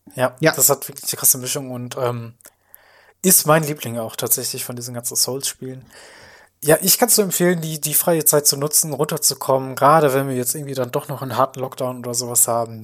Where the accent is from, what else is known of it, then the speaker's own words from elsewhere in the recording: Germany; als Deutscher